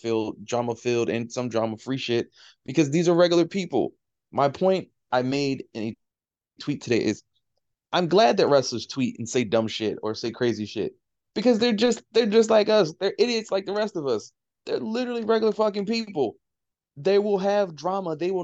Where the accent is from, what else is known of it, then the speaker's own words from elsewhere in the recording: Baltimore, Maryland, United States; I'm a kid from West Baltimore. I'm a dude from West Baltimore